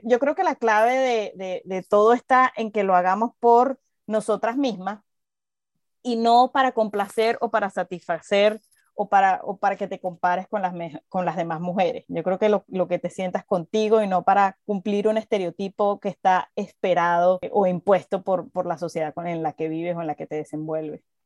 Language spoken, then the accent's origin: Spanish; Venezuela; moved away as an adult; cuando salí de Venezuela